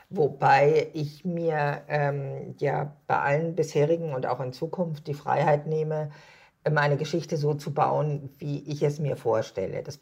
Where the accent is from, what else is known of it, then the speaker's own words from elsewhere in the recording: Hamburg, Germany; das alte Land liegt mir als Hamburgerin natürlich geografisch sehr nah